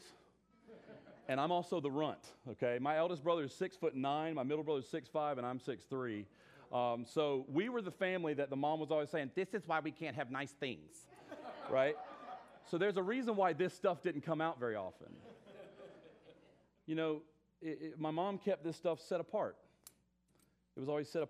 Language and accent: English; South Carolina, United States; accent: southern; moved away; I'm originally from South Carolina